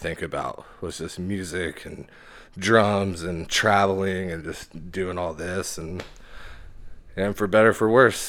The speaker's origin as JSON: {"language": "English", "town": "Arlington", "region": "Texas", "country": "United States", "tie": "born or raised there", "also_born_or_lived": "Wichita, Kansas / Oklahoma / Colorado", "said": "my father is a preacher. Yeah. And so once I was born, we moved down here pretty fast to Arlington."}